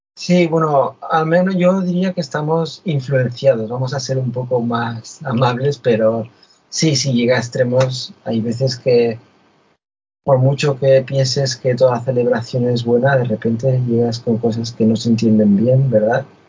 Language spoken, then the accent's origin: Spanish; Spain; moved away; yo soy español, vivo fuera de España